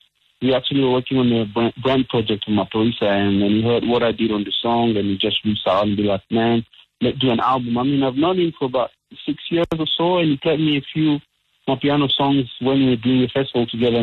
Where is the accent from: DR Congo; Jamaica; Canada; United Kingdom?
DR Congo; I'm from Congo. I grew up in the DRC